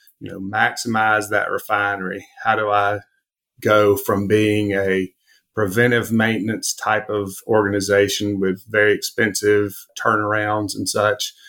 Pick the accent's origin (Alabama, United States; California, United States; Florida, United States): Alabama, United States; growing up in Alabama, it's hard not to be an Alabama fan.